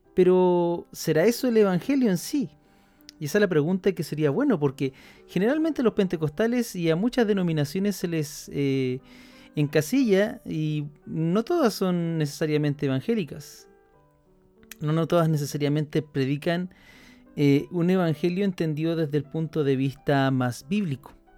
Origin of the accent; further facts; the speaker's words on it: Chile; aquí en Chile, donde, de donde yo soy